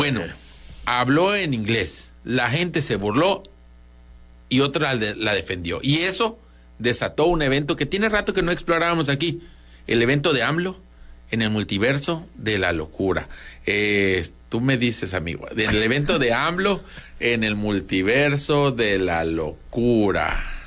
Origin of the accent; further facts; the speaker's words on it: Mexico; cuando tú, como mexicano